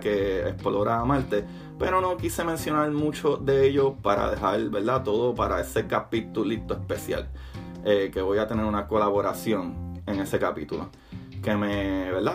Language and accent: Spanish; Puerto Rico; me crié en mi, cultura en Puerto Rico